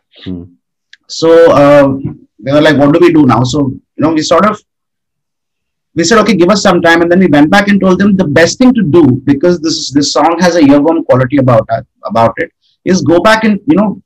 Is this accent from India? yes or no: yes; India; moved away as an adult; also born or lived in Hyderabad; now in Mumbai, India; I grew up in a very small town in Pradesh